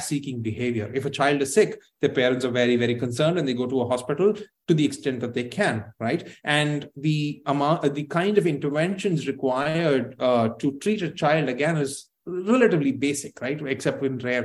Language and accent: English; Tamil Nadu, India; my home state of Tamil Nadu